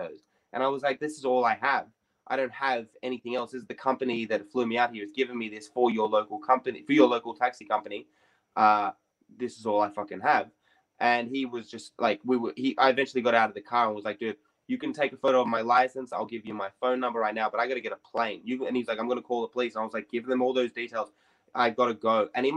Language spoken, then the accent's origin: English; Sydney, New South Wales, Australia; I grew up in Redfern